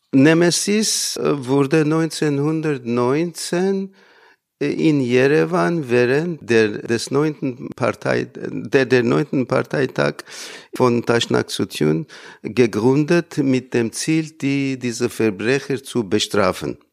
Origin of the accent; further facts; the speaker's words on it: small town near Isfahan, Iran; moved away as an adult; now in Germany; Geboren bin ich in der kleinen Stadt Jura in der Nähe von Isfahan und ich habe hier in Deutschland studiert